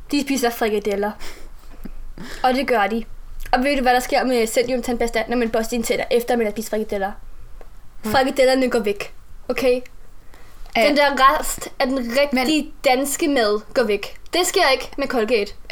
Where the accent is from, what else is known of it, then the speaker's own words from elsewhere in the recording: Southern Denmark, Denmark; Jeg er opvokset på Fyn med min familie.